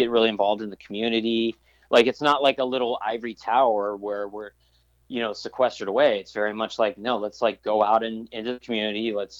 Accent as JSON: {"language": "English", "town": "Escondido", "region": "California", "country": "United States", "tie": "born or raised there", "also_born_or_lived": "Santa Barbara, California", "moved": "as an adult", "lives_now": "Oakland, United States", "said": "I'm a San Diego hardcore kid. Like I grew up in SoCal and I lived there for 27 years. You know, San Diego was where I grew up"}